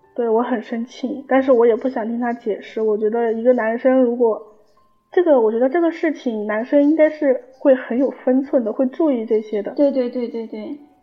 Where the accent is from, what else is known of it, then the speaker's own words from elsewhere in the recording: Sichuan, China; 我是四川的